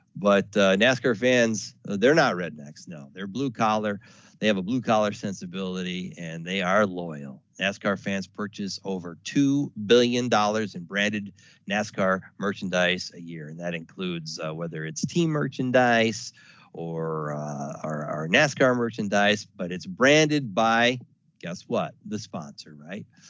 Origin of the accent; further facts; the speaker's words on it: the South, United States; I was born in the South